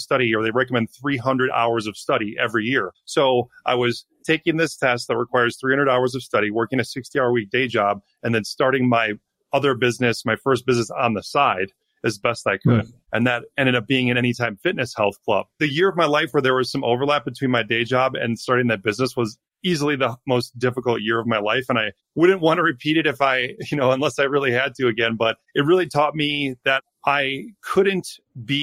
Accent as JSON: {"language": "English", "region": "Wisconsin", "country": "United States", "tie": "born or raised there", "said": "I grew up in Wisconsin in a small town of 2,500 people"}